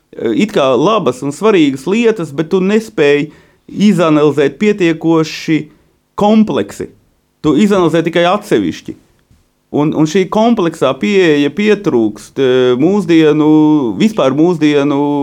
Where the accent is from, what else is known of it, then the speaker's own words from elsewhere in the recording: Vārkava, Latgale, Latvia; tas tādā Latgales ciemā